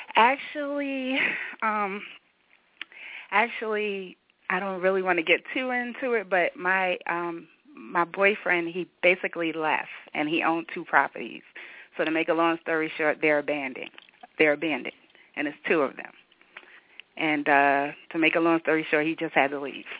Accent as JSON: {"language": "English", "region": "New York", "country": "United States", "moved": "yes", "lives_now": "Atlanta, United States", "said": "I'm originally from New York and I'm out here in Atlanta"}